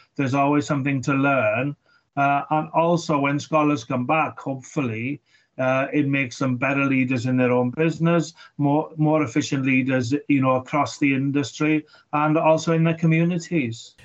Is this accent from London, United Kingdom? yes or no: no; Wales, United Kingdom; for me as, as a Welshman